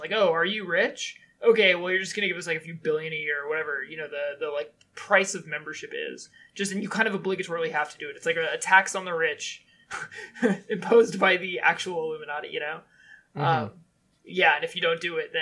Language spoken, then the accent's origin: English; United States; I'm an American